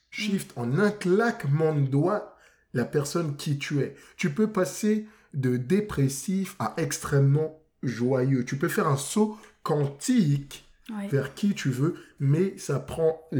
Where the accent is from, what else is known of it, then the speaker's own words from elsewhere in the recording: France; Moi, je suis français.